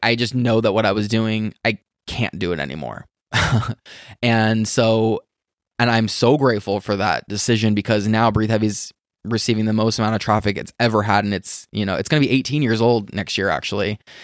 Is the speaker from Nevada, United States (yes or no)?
yes; Las Vegas, Nevada, United States; I'm from Vegas. I grew up here.